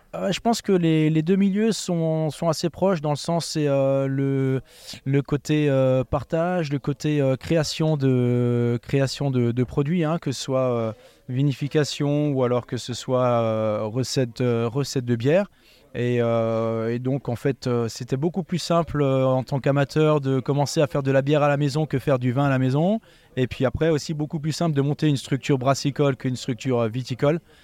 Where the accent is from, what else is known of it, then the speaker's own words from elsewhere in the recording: Eguisheim, Grand Est, France; je suis originaire d'Eguissem, donc un petit village viticole à côté de Colmar